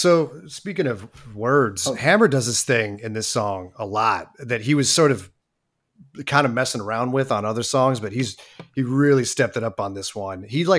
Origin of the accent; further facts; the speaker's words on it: Oakland, California, United States; I'm from Oakland. I don't know.